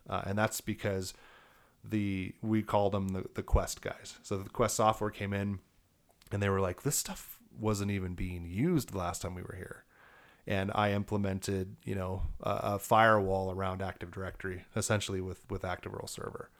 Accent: Elizabeth, Colorado, United States; also born or lived in Milwaukee, Wisconsin; Grew up in Elizabeth

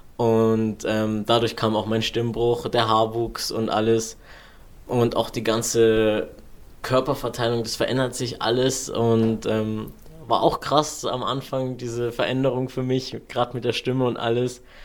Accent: Allgäu, Germany; hier bei uns im Allgäu

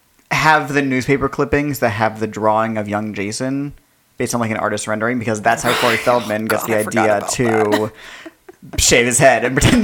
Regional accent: New Jersey, United States; born or raised there

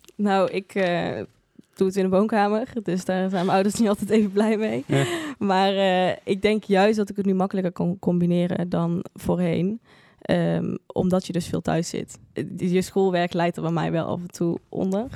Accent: Eindhoven, North Brabant, Netherlands; moved away as an adult; now in Tilburg, Netherlands; ik geboren en getogen in Eindhoven ook

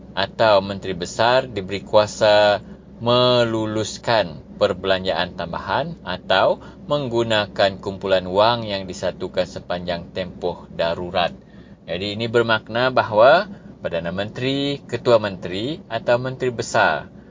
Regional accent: Sarawak, Malaysia; kami rakyat Sarawak

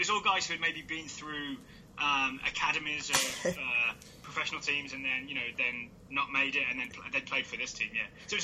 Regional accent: Halesowen, West Midlands, United Kingdom; So I am from the West Midlands. It's an area that's known as the Black Country.

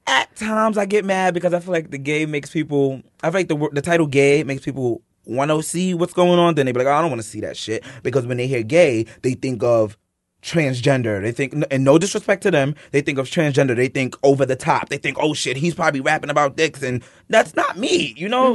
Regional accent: New York City, New York, United States; I'm from East New York.

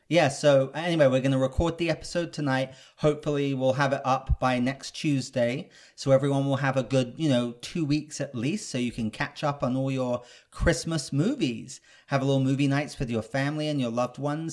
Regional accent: England, United Kingdom; now in Los Angeles, United States; I'm British.

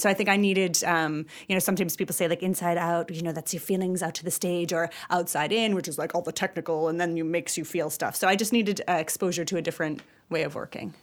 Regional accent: Wisconsin, United States; moved away as an adult; now in Ireland; I'm from Wisconsin. I'm from the Midwest

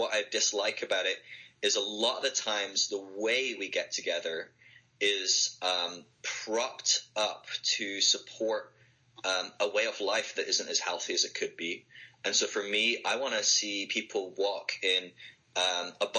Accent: Scotland, United Kingdom; now in Sale, United Kingdom; my home country in Scotland

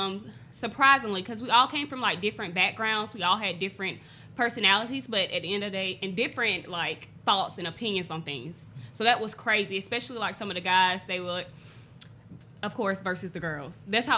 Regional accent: Athens, Georgia, United States; moved away as an adult; now in Augusta, United States; I'm originally from Athens, Georgia.

